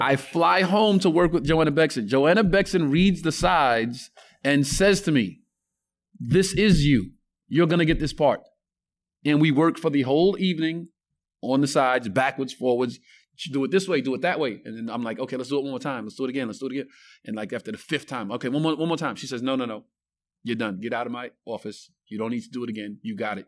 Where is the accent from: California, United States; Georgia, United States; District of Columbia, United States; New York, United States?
New York, United States; New York City; When I grew up in Bed Stuy, it was probably the worst neighborhood in America